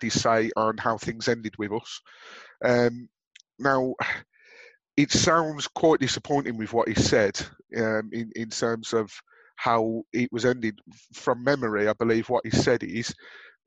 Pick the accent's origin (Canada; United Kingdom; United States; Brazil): United Kingdom; Birmingham, West Midlands; accent: Brummie; my dulcet Brummie accent